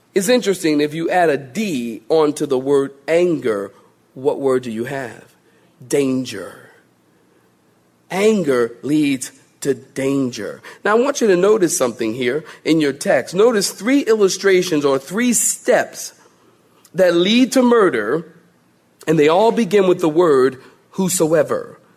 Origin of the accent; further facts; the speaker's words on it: Philadelphia, Pennsylvania, United States; moved away; I, was born and raised in Philly